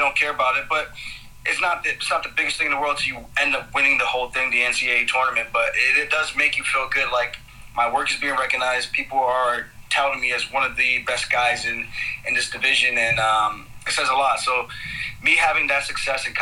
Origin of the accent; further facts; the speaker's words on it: Roosevelt, New York, United States; also born or lived in Uniondale, New York; I grew up in Roosevelt, moved to Uniondale